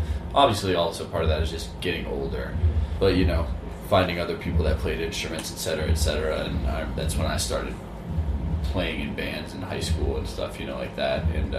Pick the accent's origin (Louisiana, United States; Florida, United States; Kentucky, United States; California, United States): Louisiana, United States; New Orleans; we grew up in New Orleans, Louisiana.